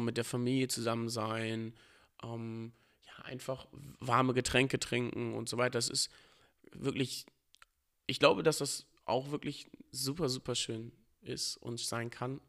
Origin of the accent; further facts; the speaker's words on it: Northern Germany, Germany; Natürlich sieht man sich als Norddeutscher so. Also man ist ja auch damit aufgewachsen, mit allem, was hier dazugehört